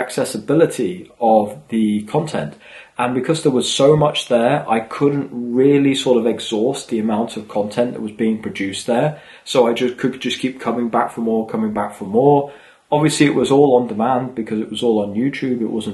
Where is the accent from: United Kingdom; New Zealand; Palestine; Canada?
United Kingdom; England; moved away; also born or lived in Sweden; as I was growing up in England